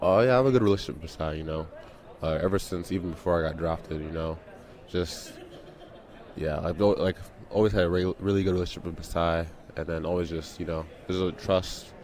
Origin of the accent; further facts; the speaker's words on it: Missouri, United States; also born or lived in London / Nigeria; now in Toronto, Canada; I grew up with him in Missouri.